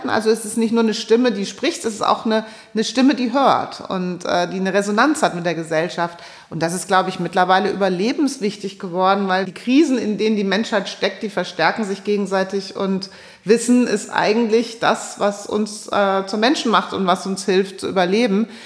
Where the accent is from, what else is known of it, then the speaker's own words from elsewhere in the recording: Hesse, Germany; wie komme ich äh, als Hessin, wie komme ich da raus und fahre um die Meere?